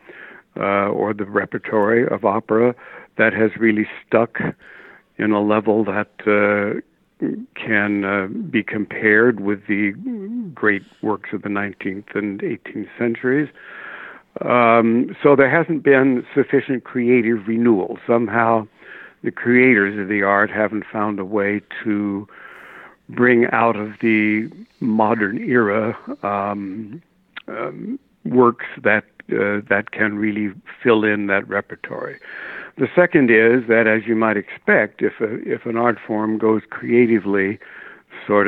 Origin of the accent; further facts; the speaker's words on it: New York City, New York, United States; also born or lived in Nebraska; we moved east during the war when I was still a kid, and I've been basically an Upper West Sider ever since then